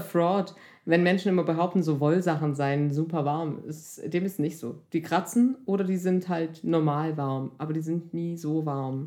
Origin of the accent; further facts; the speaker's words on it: Swabia, Germany; ich bin Schwäbin